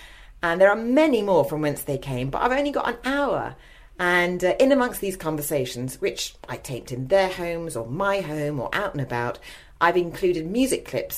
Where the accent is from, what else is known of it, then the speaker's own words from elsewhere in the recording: London, United Kingdom; moved away as an adult; also born or lived in Los Angeles; now in Ramsgate, United Kingdom; in Ramsgate, where I live. It's not an area I was familiar with at all, but when I moved back from Los Angeles a few years ago to my hometown of London